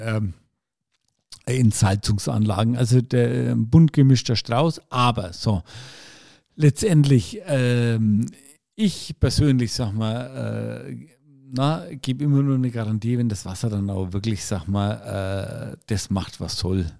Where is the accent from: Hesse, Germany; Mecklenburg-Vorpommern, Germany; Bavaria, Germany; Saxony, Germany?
Bavaria, Germany; Franconia; bei uns in Franken